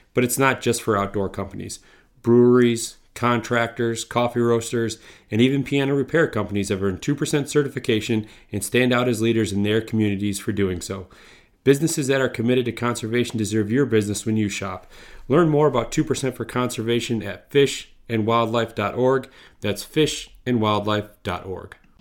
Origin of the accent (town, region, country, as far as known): northern Michigan, United States; born or raised there